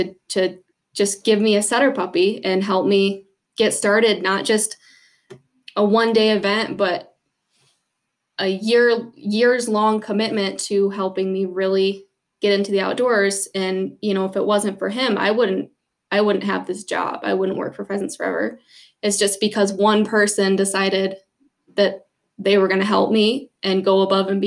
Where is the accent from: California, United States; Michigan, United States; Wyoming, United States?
Michigan, United States; Southern; moved away as an adult; now in North Dakota, United States; growing up in Southern Michigan, I didn't have a lot of opportunities to hunt wild birds back home